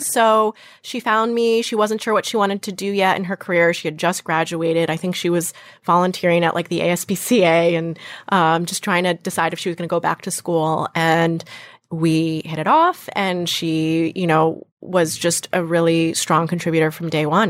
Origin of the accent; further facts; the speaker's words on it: Western Massachusetts, United States; moved away as an adult; also born or lived in New York; So I'm from Western Massachusetts, not Boston